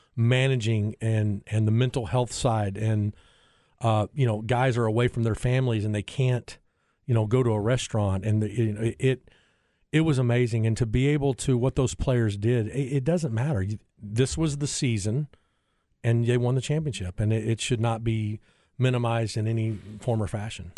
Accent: South Bend, Indiana, United States; now in Austin, United States; I grew up in South Bend

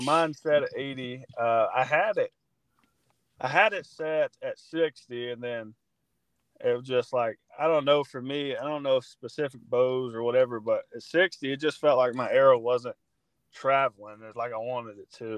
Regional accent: Georgia, United States; moved away as an adult; now in Missouri, United States; I'm from Georgia, and I play football

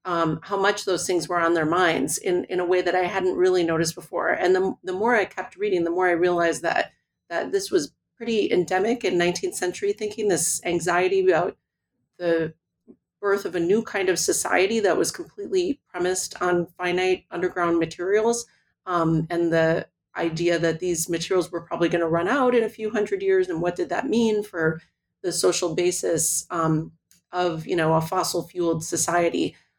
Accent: Milwaukee, Wisconsin, United States; So I grew up in Milwaukee, Wisconsin, and spent a lot of time up in the UP as a child in this mining community.

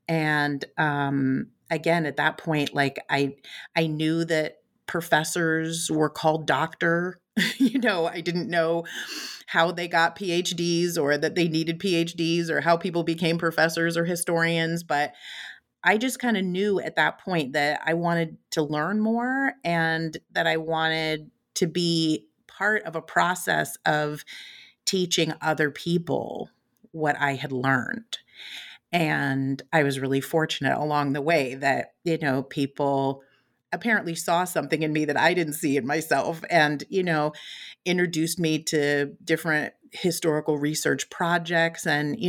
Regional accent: West Coast, United States; also born or lived in Chicago; So I was actually born in Chicago, but moved from Illinois when I was pretty young. I was raised mostly on the West Coast, spent some time in the San Francisco Bay Area.

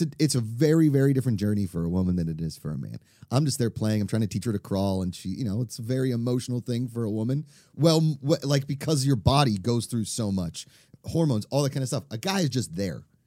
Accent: Pittsburgh, Pennsylvania, United States; as a kid growing up in the Midwest, if you will, I mean, I think Pittsburgh is, like, that in-between city between Midwest and East Coast

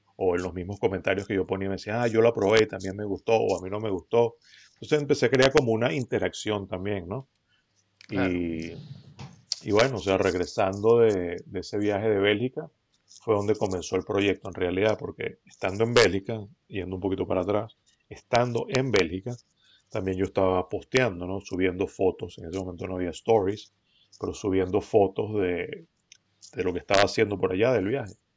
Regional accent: Venezuela; now in United States; yo nací acá en Estados Unidos, pero crecí en Venezuela

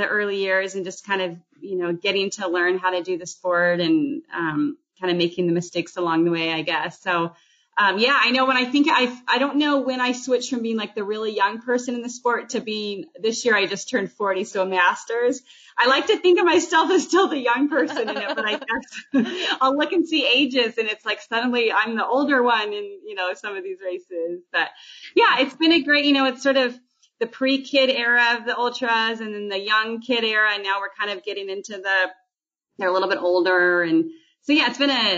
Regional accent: Corvallis, Oregon, United States; I grew up in Corvallis

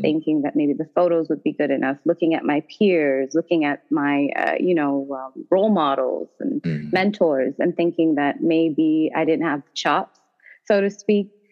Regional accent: Toronto, Ontario, Canada; moved away as an adult; now in Washington, DC, United States; I'm actually originally from Toronto, Ontario, Canada

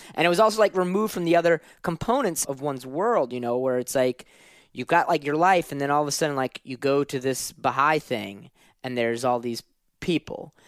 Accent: New Orleans, Louisiana, United States; Grew up in, in New Orleans

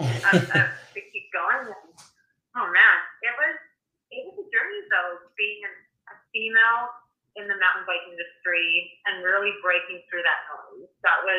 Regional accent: Canmore, Alberta, Canada; I grew up also in Canmore, Alberta

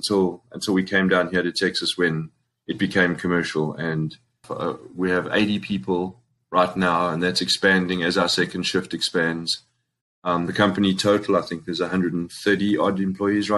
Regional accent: Springs, Gauteng, South Africa; also born or lived in New York; now in United States; I'm from Springs, proudly from Springs

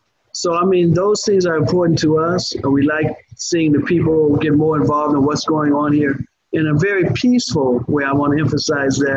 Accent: Chicago, Illinois, United States; now in Orlando, United States; I was raised up in Chicago, but an all-Black area, or Inglewood to be specific

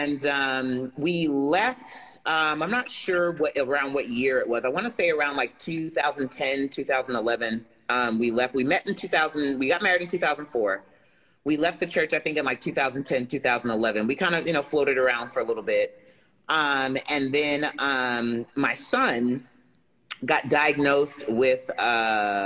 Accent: Jersey City, New Jersey, United States; I am originally from Jersey City, New Jersey, which is where I currently reside. I grew up, in a traditional kind of black family

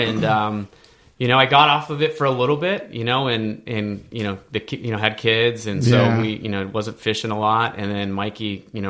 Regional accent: Arcadia, California, United States; And growing up in the 626 is kind of where I'm from Arcadia.

